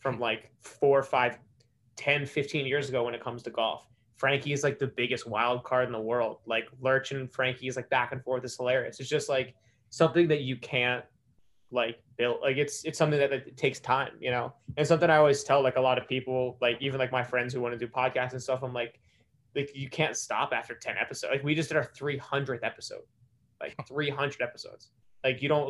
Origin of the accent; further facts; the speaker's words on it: Pikesville, Maryland, United States; also born or lived in Alabama; I'm from Baltimore. I'm from Pikesville. I belonged to like a couple country clubs growing up